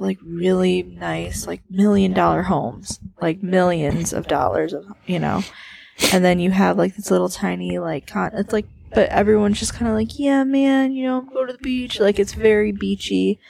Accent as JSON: {"language": "English", "town": "Chicago", "region": "Illinois", "country": "United States", "also_born_or_lived": "El Segundo, California", "moved": "as an adult", "said": "we're from Chicago"}